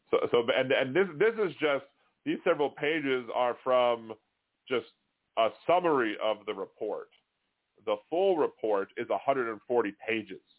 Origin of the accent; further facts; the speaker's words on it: Boston, Massachusetts, United States; accent: Boston; I drove uh, Sadie and Demonox a little nuts with my horrible Boston accent.